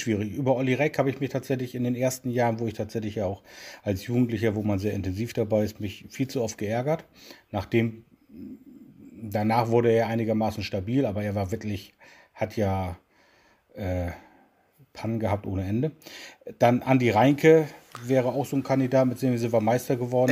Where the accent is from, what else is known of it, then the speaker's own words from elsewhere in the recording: Bremen, Germany; Ich bin in Bremen geboren und bin selbstverständlich nun bei Werder Bremen groß geworden